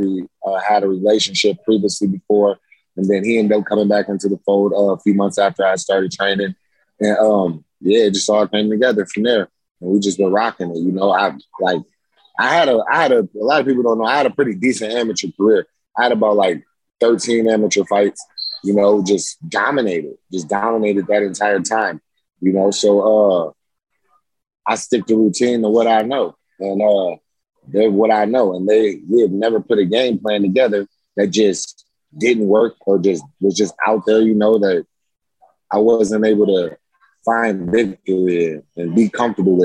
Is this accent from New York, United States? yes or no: no; Grand Rapids, Michigan, United States; That's where I grew up at. That's where I came from